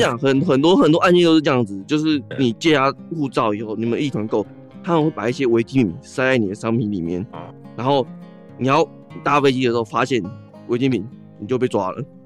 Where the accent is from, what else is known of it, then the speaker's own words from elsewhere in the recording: Taiwan; 发现我是台湾人